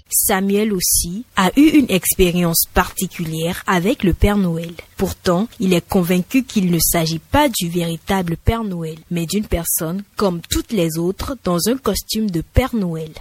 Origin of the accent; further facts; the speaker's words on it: Benin; chez nous au Bénin.